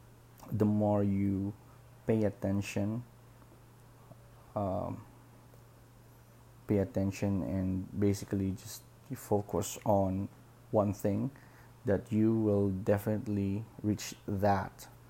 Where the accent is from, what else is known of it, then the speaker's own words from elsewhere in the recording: Philippines; I'm a Filipino. I live in the Philippines for a long time